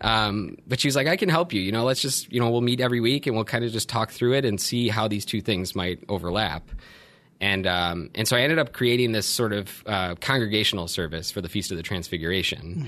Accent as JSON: {"language": "English", "town": "Buffalo", "region": "New York", "country": "United States", "tie": "born or raised there", "moved": "as an adult", "said": "So I grew up in Buffalo, New York. Um, I went to grade school and high school there."}